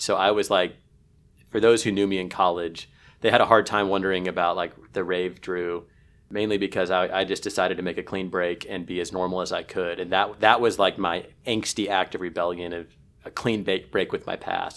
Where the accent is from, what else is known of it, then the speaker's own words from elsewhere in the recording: Kansas City, Missouri, United States; the reason I grew up in Kansas City is entirely because of the Dallas Cowboys